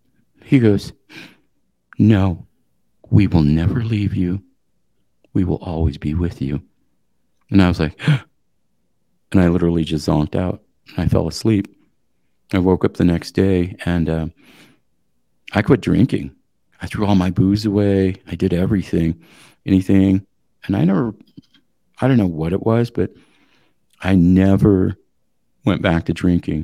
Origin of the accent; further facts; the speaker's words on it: Eastern Montana, United States; I come from Eastern Montana. We're hospitable people.